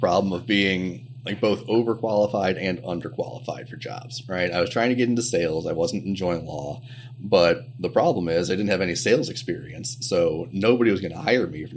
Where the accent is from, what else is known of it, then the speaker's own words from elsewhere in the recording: Champaign, Illinois, United States; moved away as an adult; also born or lived in Chicago, Illinois; I'm originally from Champaign, Illinois. I grew up there, went to college there, and then moved up to Chicago for law school in 2005